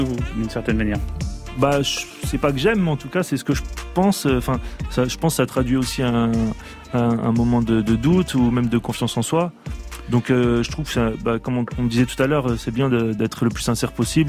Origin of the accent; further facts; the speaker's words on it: Hauts-de-France, France; Je viens du nord de la France